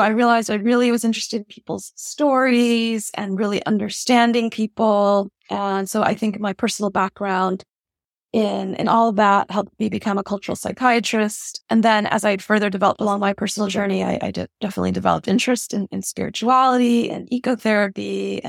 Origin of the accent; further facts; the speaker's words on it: Honolulu, Hawaii, United States; I was born and raised in Honolulu, Hawaii. My parents are refugees from Vietnam.